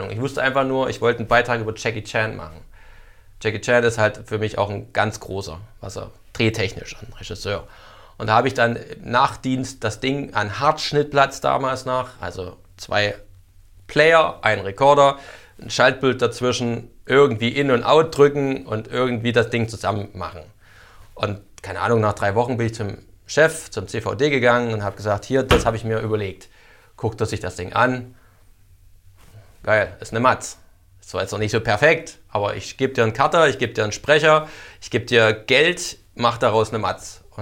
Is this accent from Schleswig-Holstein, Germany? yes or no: no; Saxony, Germany; accent: Erzgebirge dialect; Ich so mein erzgebirgischer Dialekt, naja, ich hätte gern irgendwas mit Kinofilm und zu Babelsberg ist halt meins